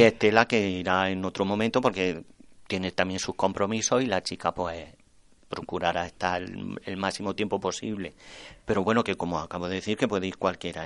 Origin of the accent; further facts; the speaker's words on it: Torreperogil, Andalusia, Spain; en mi pueblo